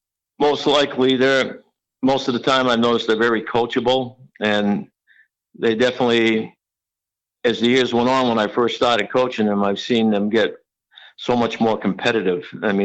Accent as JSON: {"language": "English", "town": "Leominster", "region": "Massachusetts", "country": "United States", "tie": "born or raised there", "moved": "yes", "said": "Yeah, it was one thing about Leominster, at least I know back then, I've been gone from Leominster for 50 years now. But one thing about Leominster is sports was really big."}